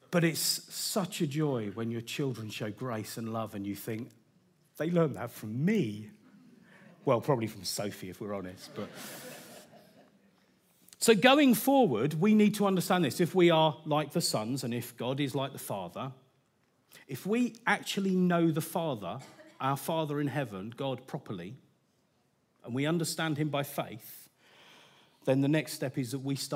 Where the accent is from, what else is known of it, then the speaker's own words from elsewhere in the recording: United Kingdom; Now, I'm British. We'd like to keep our expectations, our expressions quite restrained.